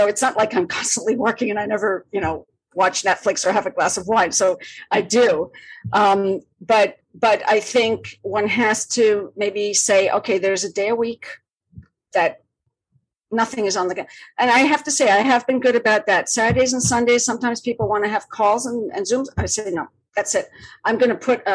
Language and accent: English; Malaga, Andalusia, Spain; also born or lived in Madrid, Spain; now in New York City, United States; My hometown in the south of Spain, Malaga, which is where I grew up